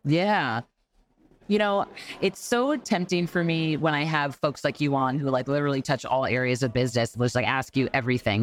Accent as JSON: {"language": "English", "region": "New York", "country": "United States", "said": "a New Yorker"}